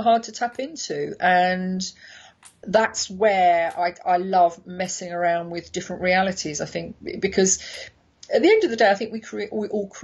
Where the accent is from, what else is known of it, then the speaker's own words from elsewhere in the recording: London, United Kingdom; as a Londoner